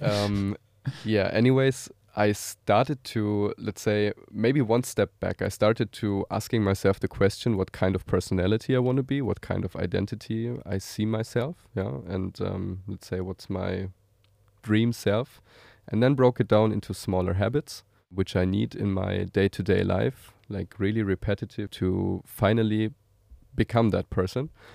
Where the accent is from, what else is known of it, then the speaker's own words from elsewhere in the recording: Germany; moved away as an adult; now in Tel Aviv, Israel; I'm originally uh, German. I'm currently living in Tel Aviv together with my uh, family.